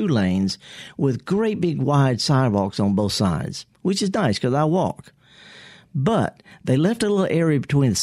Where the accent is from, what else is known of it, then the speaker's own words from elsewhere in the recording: Mississippi, United States; I'm born and raised in Mississippi